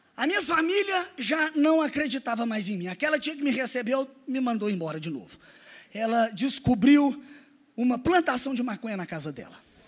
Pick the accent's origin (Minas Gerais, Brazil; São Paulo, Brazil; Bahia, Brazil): Minas Gerais, Brazil; Araxá; also born or lived in Belo Horizonte; Conhece Araxá? Cidade do interior de Minas, maravilhosa. Foi lá que eu passei minha infância e minha adolescência